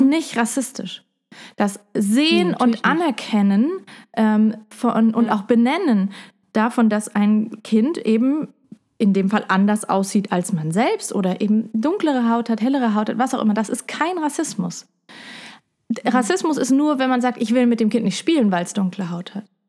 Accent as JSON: {"language": "German", "town": "Heidelberg", "region": "Baden-Württemberg", "country": "Germany", "tie": "born or raised there", "also_born_or_lived": "Puerto Rico", "said": "ich bin ja in Puerto Rico aufgewachsen und in Heidelberg"}